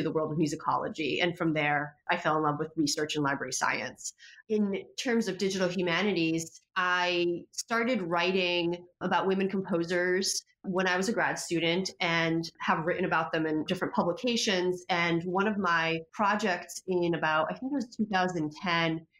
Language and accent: English; Poland; moved away; I speak Polish because I was born in Poland and my entire family's in Poland